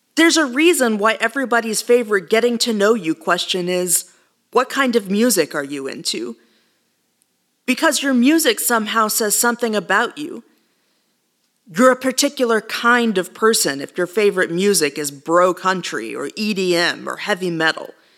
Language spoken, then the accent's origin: English; Texas, United States; I was raised on tacos and fajitas. It's as Texan as the day is long.